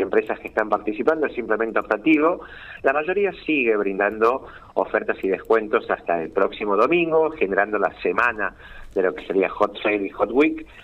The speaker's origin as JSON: {"language": "Spanish", "town": "San Miguel de Tucumán", "region": "Tucumán", "country": "Argentina", "said": "Soy de Tucumán y trabajo coordinando desde aquí todo el país"}